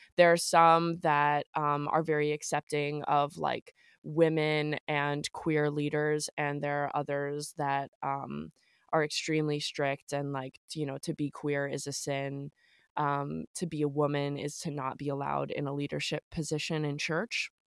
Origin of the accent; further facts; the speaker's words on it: the South, United States; Growing up in the South